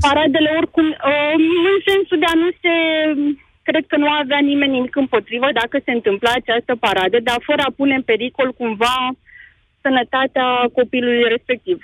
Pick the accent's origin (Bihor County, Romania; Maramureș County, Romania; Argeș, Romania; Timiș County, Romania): Argeș, Romania; Pitești; sunt chiar din Pitești